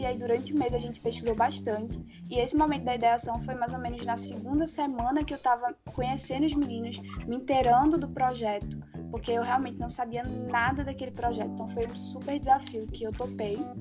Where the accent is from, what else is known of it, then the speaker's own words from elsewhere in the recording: Recife, Pernambuco, Brazil; sou de Recife